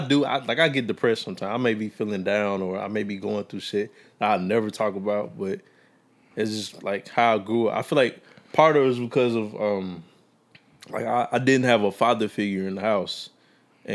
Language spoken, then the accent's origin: English; Meridian, Mississippi, United States; I'm from Meridian.